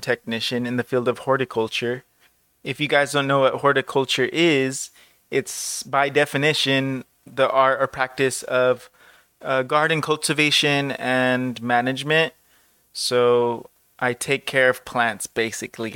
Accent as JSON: {"language": "English", "town": "Los Angeles", "region": "California", "country": "United States", "tie": "born or raised there", "also_born_or_lived": "Orange County, California", "said": "I was born and raised in Southern California, mostly Los Angeles, but I moved to Orange County when I was eighteen"}